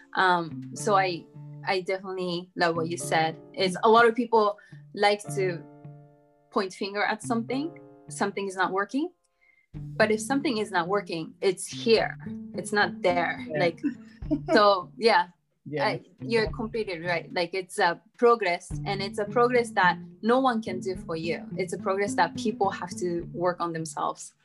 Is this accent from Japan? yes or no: yes; Japan; also born or lived in United States; I'm from Japan